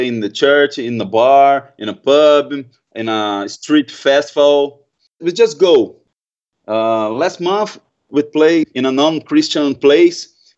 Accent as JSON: {"language": "English", "country": "Brazil", "second_language": "English"}